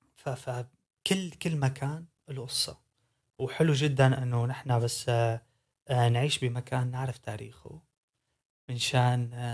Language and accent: Arabic; Syria; now in Netherlands; انا من سوريا